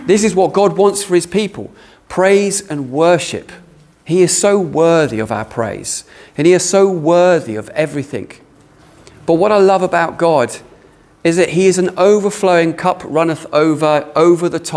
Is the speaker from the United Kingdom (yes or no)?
yes; United Kingdom; we're British